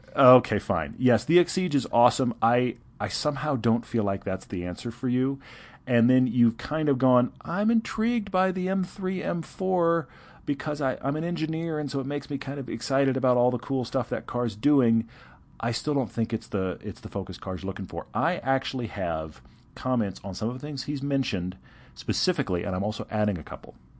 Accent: Texas, United States; I'm from Texas

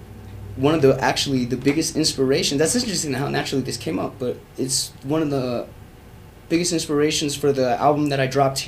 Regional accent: Albuquerque, New Mexico, United States; moved away as an adult; now in Colorado, United States; I'm a musician from Albuquerque, New Mexico.

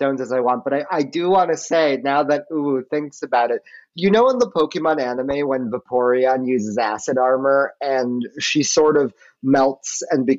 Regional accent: New York City, New York, United States; I grew up in the Bronx

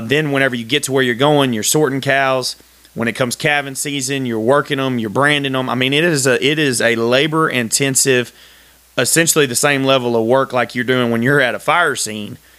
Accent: Texas, United States; I'm from Texas, very proud Texan

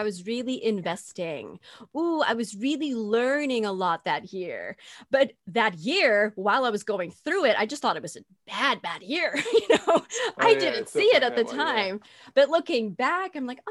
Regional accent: Netherlands; accent: Dutch; moved away as an adult; also born or lived in Dallas, Texas, United States; So I am from the Netherlands, but we lived in close by Dallas for almost 10 years.

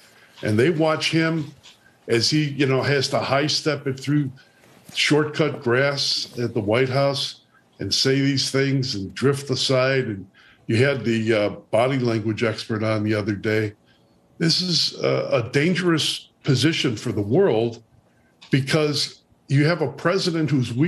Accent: Chicago, Illinois, United States; I'm from Chicago.

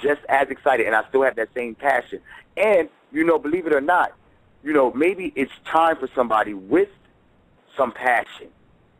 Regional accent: New Jersey, United States; I come from New Jersey, so I come from a different cup.

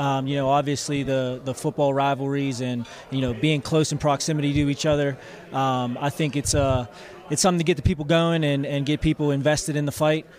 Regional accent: Pittsburgh, Pennsylvania, United States; now in Naples, United States; I'm born and raised in Pittsburgh and living in Naples, Florida now

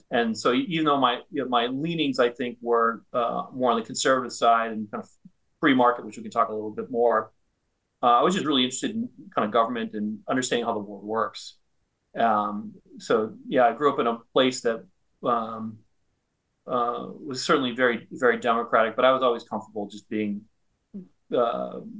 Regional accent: northern Minnesota, United States; moved away; I grew up in Minnesota, kind of northern Minnesota.

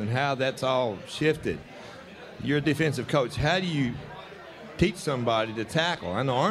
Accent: West Texas, United States; I grew up in West Texas

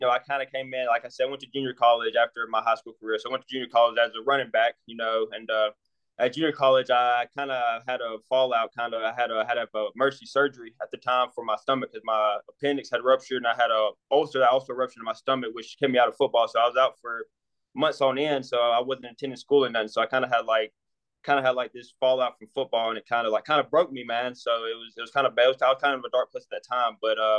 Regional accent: Alabama, United States; moved away; also born or lived in New Mexico; I'm down south, man, from Alabama.

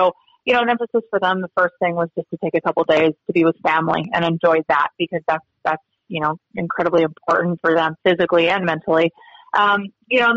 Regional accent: Idaho, United States; now in Montana, United States; growing up in Idaho and then living in Montana.

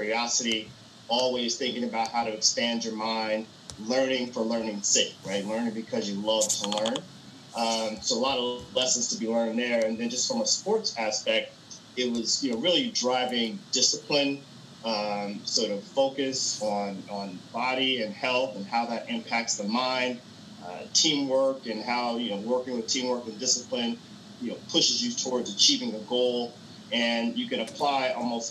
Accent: Dayton, Ohio, United States; I grew up in Dayton, Ohio

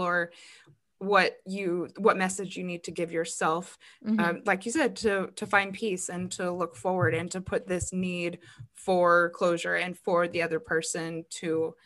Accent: Arizona, United States; I'm from Arizona

